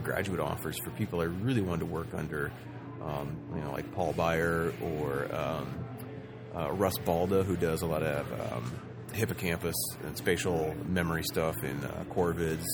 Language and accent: English; Southern Oregon, United States; I kind of grew up somewhat outdoors in Southern Oregon